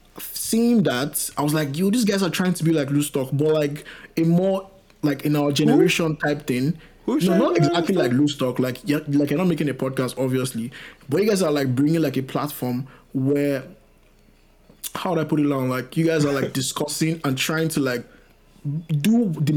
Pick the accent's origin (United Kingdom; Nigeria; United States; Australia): Nigeria; as a Nigerian guy.